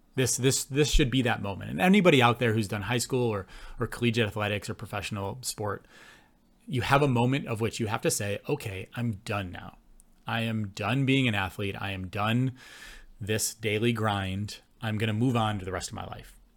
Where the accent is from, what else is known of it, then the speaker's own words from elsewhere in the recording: Buffalo, New York, United States; moved away as an adult; also born or lived in Gainesville, Florida / Calgary; now in Canada; growing up in Buffalo in the eighties and nineties